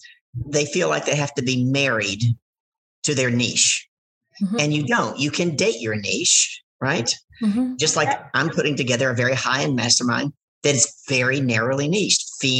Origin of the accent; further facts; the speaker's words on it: United States; I'm American.